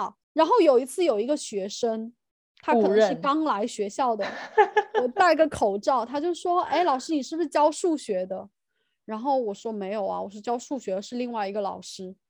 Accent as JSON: {"language": "Chinese", "country": "China", "said": "我会觉得他们当然知道我是中国人，也知道我是非常宣扬中国传统的文化或有自己的自身的意识。"}